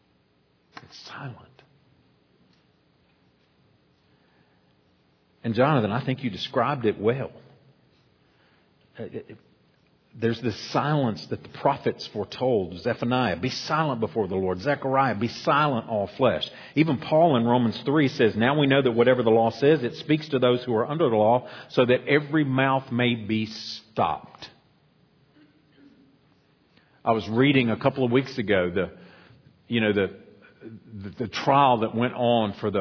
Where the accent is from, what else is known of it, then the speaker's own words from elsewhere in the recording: United States; us as American Christians